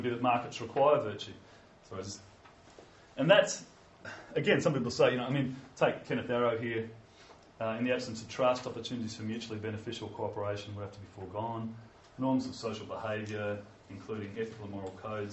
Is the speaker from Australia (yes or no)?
yes; Australia; I'm from Australia